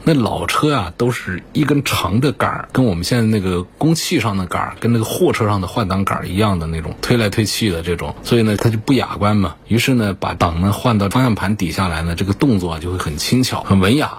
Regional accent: China; 我们中国人的喜好

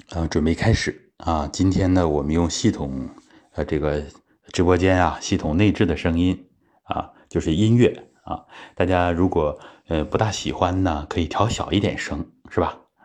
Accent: Daqing, Heilongjiang, China; 其实大庆确实还有这种奉献的精神。呃，我从小在这样的氛围里面长大

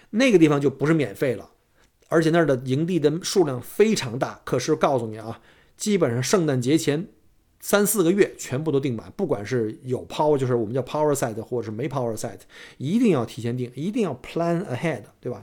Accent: Beijing, China; now in Australia; 我们北京人这个早晨这种逗子将油小的文化

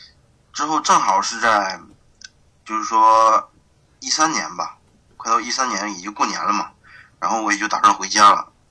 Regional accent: Tieling, Liaoning, China; accent: Northeastern (Dongbei); also born or lived in Dandong; now in Shenyang, China; 沈阳家是铁岭，但是我现在是

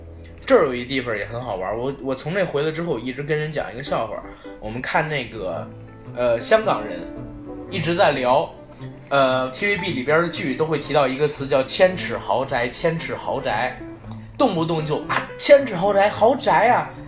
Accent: China; 因为我们是大陆人嘛，大陆人

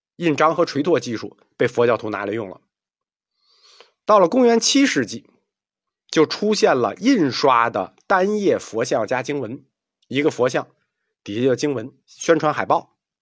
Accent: China; 这是我们中国人带给世界文明一个无法估量和描述的贡献

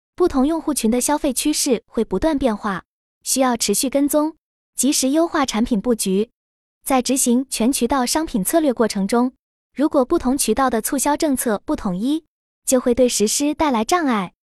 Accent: Guangzhou, Guangdong, China; moved away as an adult; now in Changchun area, China; 在我的老家广州

